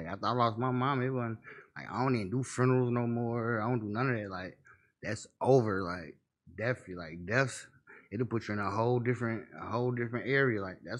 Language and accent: English; Chicago, Illinois, United States; now in Indianapolis, United States; I grew up in Chicago.